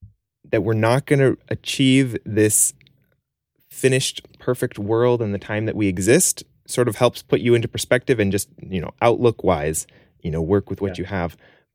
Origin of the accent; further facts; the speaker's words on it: Spain; I grew up in Spain for a large portion of my life.